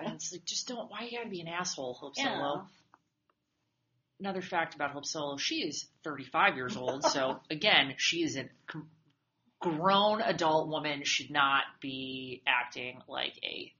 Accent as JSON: {"language": "English", "region": "Massachusetts", "country": "United States", "tie": "born or raised there", "said": "I grew up in Massachusetts."}